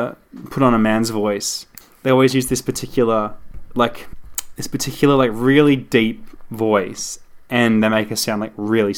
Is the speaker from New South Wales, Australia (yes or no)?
no; Gold Coast, Queensland, Australia